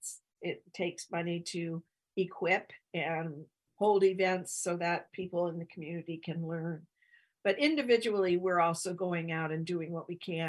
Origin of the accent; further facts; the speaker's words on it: Northern California, United States; moved away as an adult; also born or lived in rural Alaska / Whittier, California; I grew up in Northern California